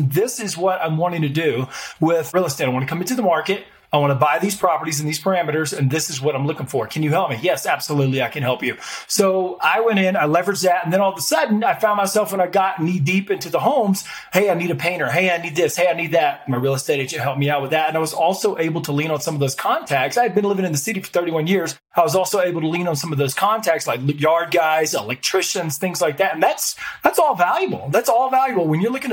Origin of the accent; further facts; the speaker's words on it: Montgomery, Alabama, United States; moved away as an adult; also born or lived in Wetumpka, Alabama; now in Colorado, United States; I'm actually originally born and raised in Montgomery, Alabama